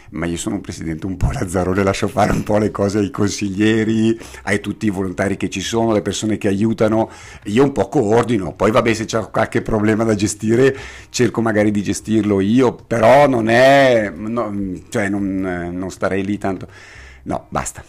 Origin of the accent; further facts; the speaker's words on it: Bergamo, Lombardy, Italy; io abitavo a Redona da piccolo, Redona è a Bergamo per chi eventualmente non lo sapesse